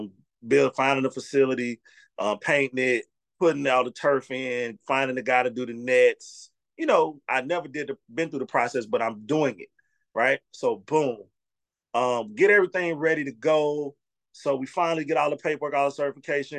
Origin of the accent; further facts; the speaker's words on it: Mississippi, United States; I'm from Mississippi